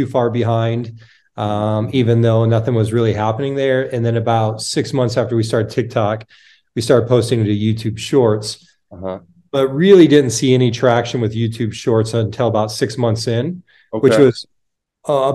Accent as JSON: {"language": "English", "country": "United States", "also_born_or_lived": "Canada", "moved": "as an adult", "said": "I'm from the States"}